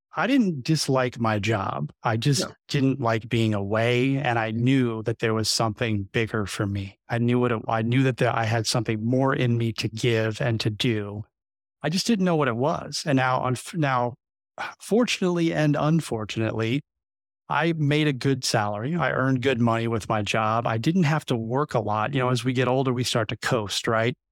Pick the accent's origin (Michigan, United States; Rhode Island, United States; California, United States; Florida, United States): Florida, United States; South; moved away as an adult; I'm actually from South Florida, so I've I've been here for 20 years